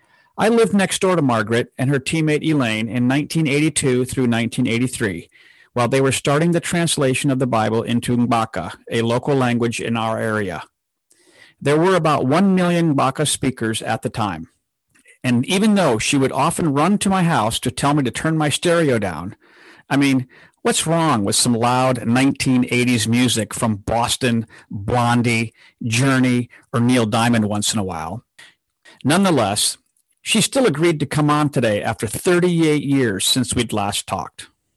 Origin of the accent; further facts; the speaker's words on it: DR Congo; where I share my experiences of growing up in the Democratic Republic of Congo in Central Africa.